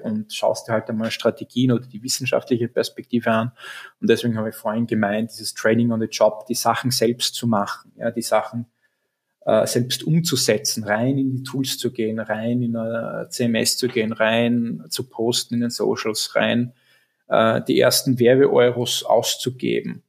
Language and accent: German; Graz, Styria, Austria; Bin ja gebürtiger Grazer